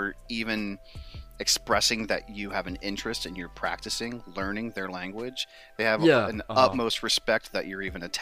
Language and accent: English; United States; I'm American